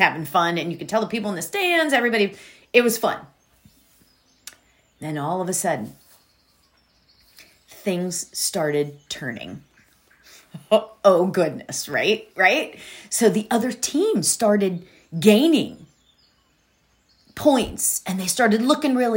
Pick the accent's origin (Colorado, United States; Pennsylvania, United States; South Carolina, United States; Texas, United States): Pennsylvania, United States; Pittsburgh; moved away; I'm from Pittsburgh. So, you know, when you're from back there